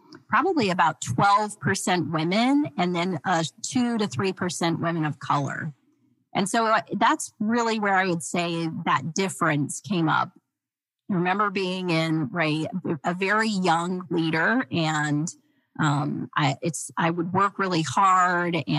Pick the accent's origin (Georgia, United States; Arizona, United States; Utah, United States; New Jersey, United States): Utah, United States; Clinton; I was born and raised in Clinton, Utah, a very small town